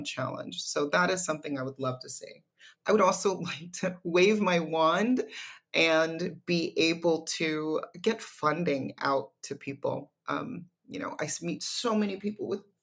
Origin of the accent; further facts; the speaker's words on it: California, United States; my home state of California